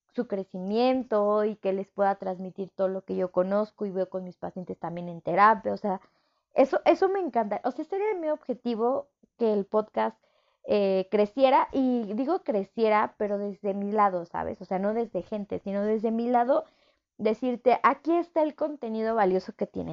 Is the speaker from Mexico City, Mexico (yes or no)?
yes; Mexico City, Mexico; yo soy de Ciudad de México